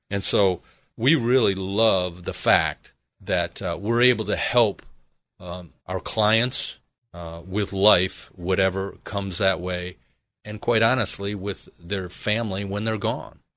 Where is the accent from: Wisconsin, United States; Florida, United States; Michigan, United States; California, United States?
Michigan, United States; moved away as an adult; now in Arizona, United States; originally I am from Michigan